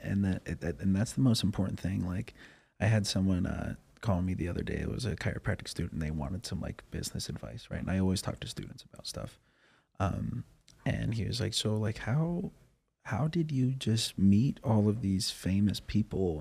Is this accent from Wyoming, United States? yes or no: yes; Cheyenne, Wyoming, United States; I'm from Cheyenne, Wyoming, so that's an hour north of Denver